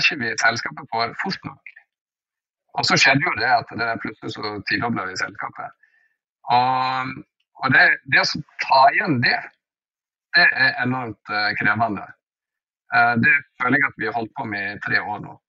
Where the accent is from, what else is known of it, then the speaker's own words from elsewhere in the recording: Norway; jeg er norsk